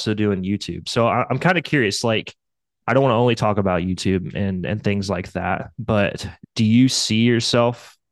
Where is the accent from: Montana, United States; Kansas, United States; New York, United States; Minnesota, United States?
Kansas, United States; I'm from Kansas in the US.